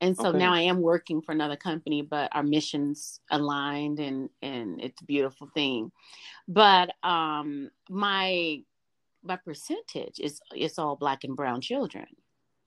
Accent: Memphis, Tennessee, United States; As a young lady growing up in the South, I grew up in Memphis, Tennessee.

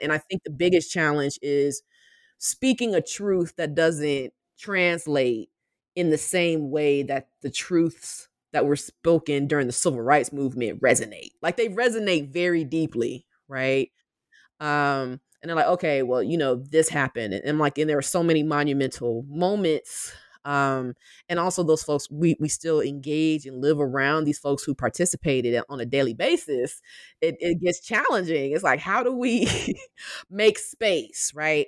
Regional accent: Albany, Georgia, United States; I am originally from Albany, Georgia, which is a small city in the southwest corner of the state

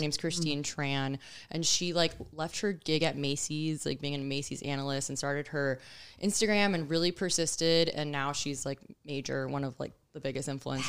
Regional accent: Miami, Florida, United States; moved away as an adult; now in Tampa Bay, United States; I was born and raised in Miami. I'm Cuban

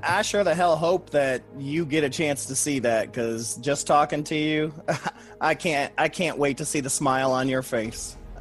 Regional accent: Toledo, Ohio, United States; Toledo, Ohio, which is where I grew up

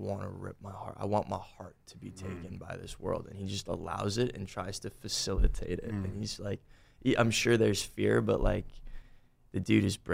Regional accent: Boca Raton, Florida, United States; also born or lived in Boynton Beach, Florida; now in Los Angeles, United States; I'm from Boca Raton, Boynton Beach, Florida

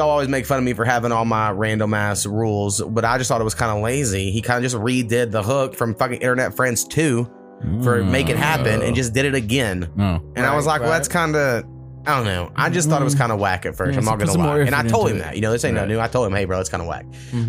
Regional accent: New Jersey, United States; I'm from Jersey.

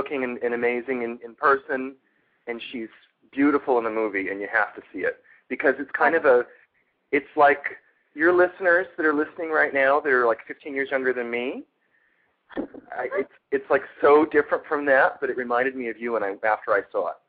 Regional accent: Bay Area, California, United States; moved away as an adult; now in Palm Springs, United States; I grew up in the Bay Area, and you never got carded in San Francisco

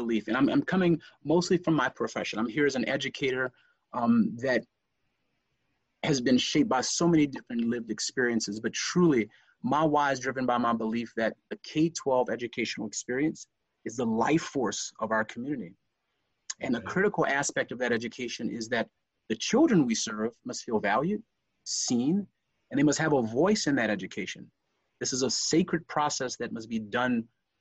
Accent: Lafayette, Louisiana, United States; accent: Lafayette; I was conscious of my Lafayette accent

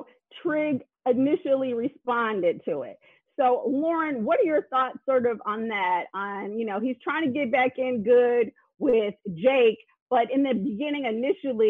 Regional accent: Chicago, Illinois, United States; I'm from Chicago

